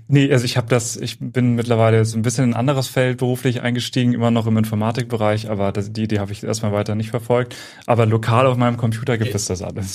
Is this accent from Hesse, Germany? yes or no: yes; Central Hesse, Germany; moved away as an adult; also born or lived in Würzburg; now in Cologne, Germany; ich komme ursprünglich aus Mittelhessen